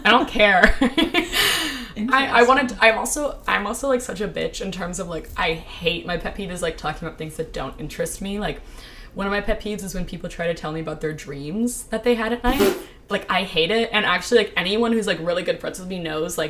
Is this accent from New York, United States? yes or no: no; Maryland, United States; I grew up in Maryland, like, right next to D.C.